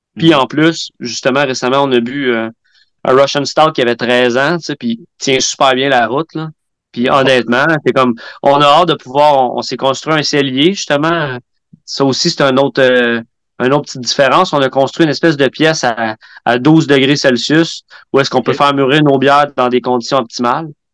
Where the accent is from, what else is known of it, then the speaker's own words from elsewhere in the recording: Quebec, Canada; en tant que Québécois, euh, notre culture brassicole nationale